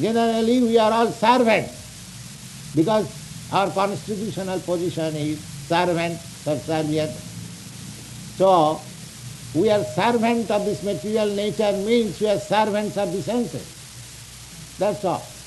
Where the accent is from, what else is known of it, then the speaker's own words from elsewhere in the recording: India; we Indian, we are under British rule